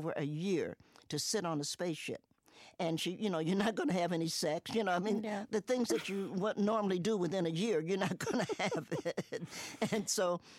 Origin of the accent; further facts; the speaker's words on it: Cincinnati, Ohio, United States; also born or lived in Knoxville, Tennessee / New York; now in Roanoke, United States; grew up in Cincinnati